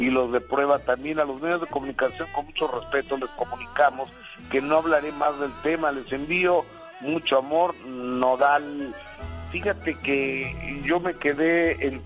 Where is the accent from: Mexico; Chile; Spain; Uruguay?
Mexico; así somos los mexicanos